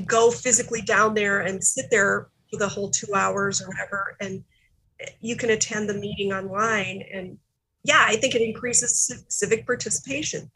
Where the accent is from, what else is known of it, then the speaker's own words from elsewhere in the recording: South Dakota, United States; we grew up in South Dakota which being a Democrat in South Dakota has always been really challenging